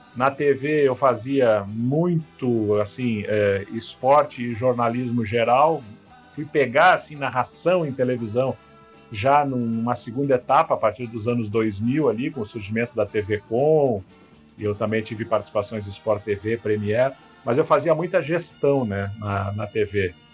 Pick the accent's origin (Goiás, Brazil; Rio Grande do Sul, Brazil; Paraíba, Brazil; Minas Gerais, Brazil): Rio Grande do Sul, Brazil; Rio Grande; sou natural de Rio Grande